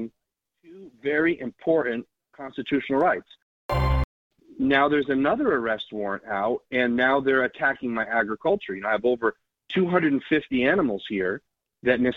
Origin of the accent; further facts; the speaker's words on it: New York, United States; moved away as an adult; now in Pawlet, Vermont, United States; I grew up in New York